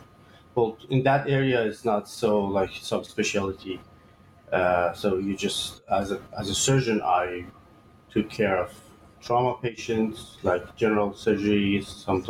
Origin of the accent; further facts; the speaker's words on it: Iran; moved away as an adult; now in Canada; I was born and raised in Iran back in 1984.